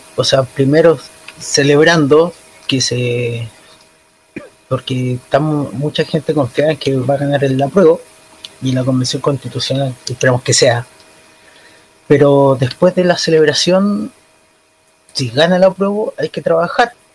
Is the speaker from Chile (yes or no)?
yes; Chile; soy chileno